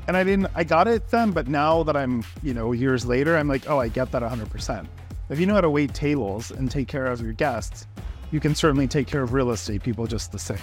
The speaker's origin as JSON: {"language": "English", "town": "Orlando", "region": "Florida", "country": "United States", "moved": "yes", "said": "I'm from Orlando"}